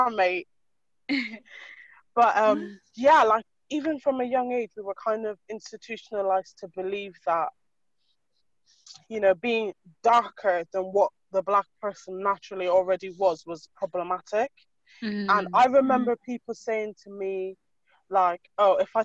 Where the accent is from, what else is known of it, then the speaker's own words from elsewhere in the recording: Ireland; moved away as an adult; now in United Kingdom; I was full on raised in Ireland on a farm milking cows. Like, I am as Irish as they get